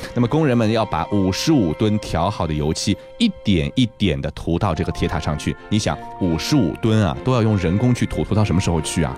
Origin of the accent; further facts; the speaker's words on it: China; 我们中国人